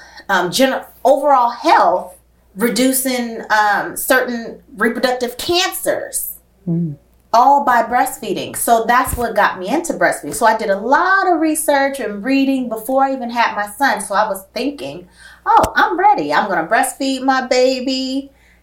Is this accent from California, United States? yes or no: yes; Oakland, California, United States; the neighborhood I grew up in West Oakland